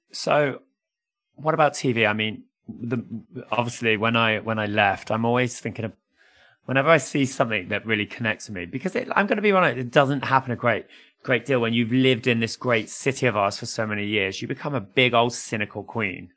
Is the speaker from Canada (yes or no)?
no; United Kingdom; as British people and families in particular, we accept Panto as part of our culture